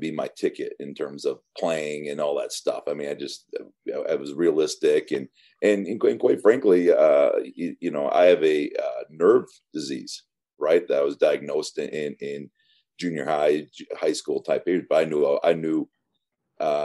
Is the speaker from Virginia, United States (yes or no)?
no; Michigan, United States; moved away; I grew up in the Bad Boys influenced area of Michigan back when they were just getting going.